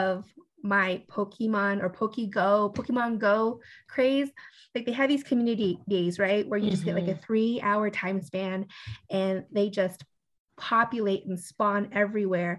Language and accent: English; Long Beach, California, United States; I am from Long Beach, California.